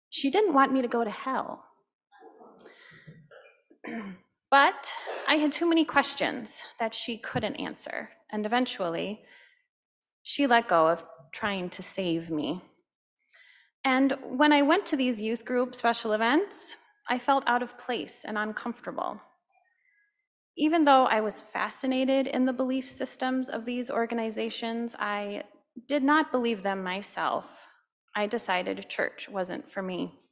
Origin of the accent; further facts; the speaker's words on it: Stillwater, United States; We grew up in Stillwater, where I still reside today.